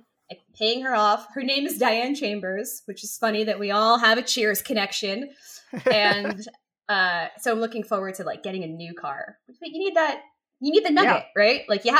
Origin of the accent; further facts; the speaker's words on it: Westchester, New York, United States; also born or lived in Manhattan, New York; I'm from New York. And I was. I lived in Manhattan for almost 13 years. But I grew up in Westchester, which is like where you get your first Lexus, right?